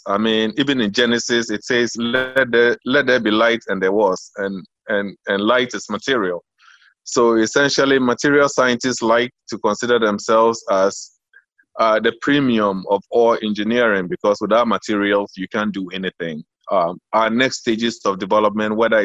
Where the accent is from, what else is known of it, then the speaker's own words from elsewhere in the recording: Accra, Greater Accra, Ghana; moved away as an adult; also born or lived in United States; I was born in East Lagos when it was still called Baoleshi. I still prefer to say my hometown is Baoleshi